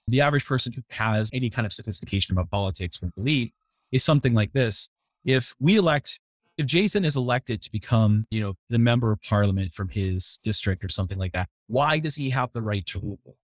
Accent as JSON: {"language": "English", "region": "New England", "country": "United States", "tie": "born or raised there", "said": "I grew up in the New England area, so I'm a fan of all the New England teams."}